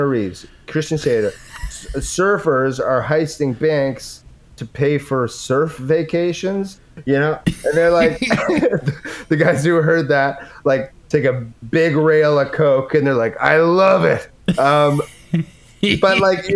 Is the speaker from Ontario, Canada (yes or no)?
no; Edmonton, Alberta, Canada; I'm from Edmonton.